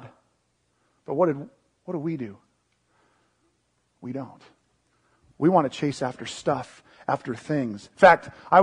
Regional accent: Seattle, Washington, United States; I grew up in the Seattle area

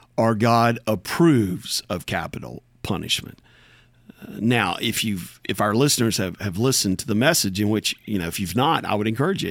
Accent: United States; there's nobody any more American than I am American.

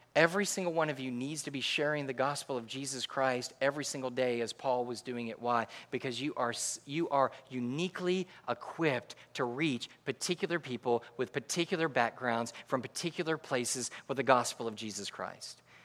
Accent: Connecticut, United States; moved away; also born or lived in New York; I am from Connecticut

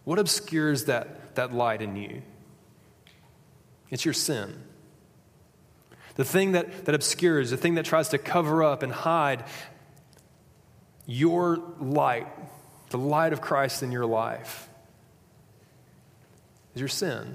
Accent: Huntsville, Alabama, United States; I'm from Huntsville, Alabama

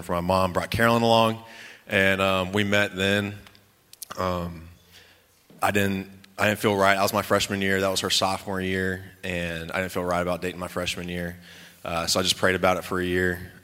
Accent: Virginia, United States; moved away; also born or lived in Lubbock, Texas; I was born in Lubbock. But I lived most of my life on the East Coast in Virginia.

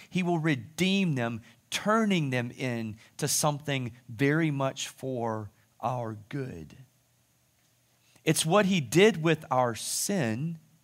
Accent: United States; I'm an American citizen. I'm even a proud American citizen. I speak the language

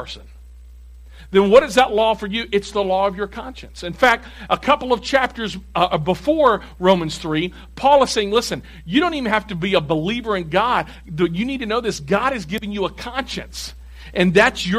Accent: Tennessee, United States; I'm from Tennessee

